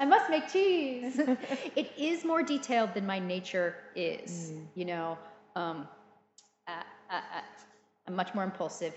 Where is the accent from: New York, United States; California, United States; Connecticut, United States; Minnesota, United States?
California, United States; Central Valley; moved away as an adult; also born or lived in Illinois, United States / South London, United Kingdom; now in London, United Kingdom; I grew up in Illinois, but I spent my, you know, uh, child later childhood and teen years in a community in the Central Valley